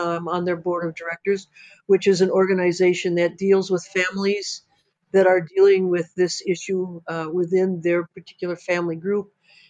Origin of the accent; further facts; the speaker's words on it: Milwaukee, Wisconsin, United States; I'm a Badger born and bred.